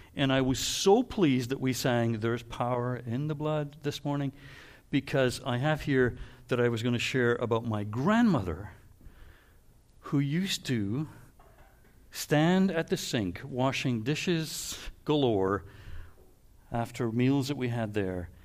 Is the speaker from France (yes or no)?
no; Canada; also born or lived in Waterloo; we're Canadian